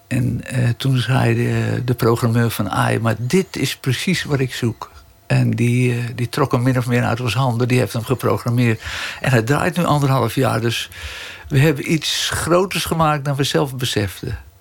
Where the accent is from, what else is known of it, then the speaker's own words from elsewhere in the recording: Amsterdam, North Holland, Netherlands; accent: Amsterdams; Ik ben geboren en getogen in Amsterdam